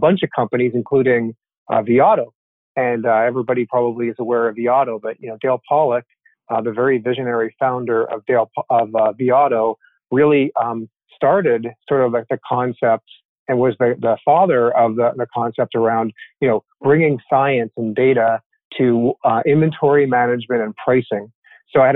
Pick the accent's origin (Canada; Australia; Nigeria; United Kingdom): Canada; Toronto, Ontario; moved away as an adult; now in United States; I grew up in Toronto, up in Canada